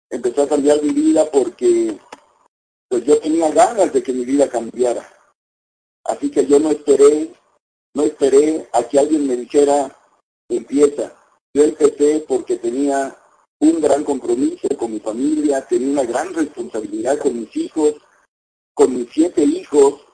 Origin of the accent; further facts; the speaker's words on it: La Cayuca, Veracruz, Mexico; born there; en la refinería Lázaro Cárdenas de Minatitlán, Veracruz, a una hora de donde yo nací, en la Cayuca.